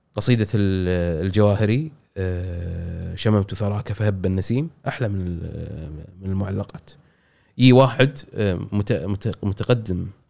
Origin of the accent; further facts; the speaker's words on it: Kuwait; عندنا بالكويت